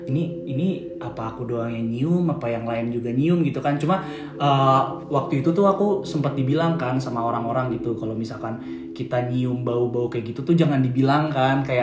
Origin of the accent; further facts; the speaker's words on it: Bogor, West Java, Indonesia; sebenarnya nggak di nggak di Jawa sini sih di tempat daerah asal aku di Bogor gitu.